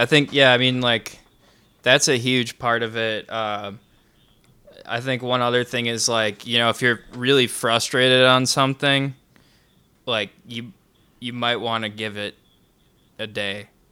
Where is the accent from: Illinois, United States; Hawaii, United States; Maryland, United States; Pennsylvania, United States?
Illinois, United States; Grayslake; I grew up in Gray's Lake.